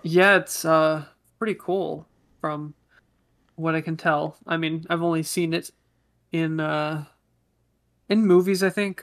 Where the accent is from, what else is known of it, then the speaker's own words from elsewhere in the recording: Bay Area, California, United States; we grew up in the Bay Area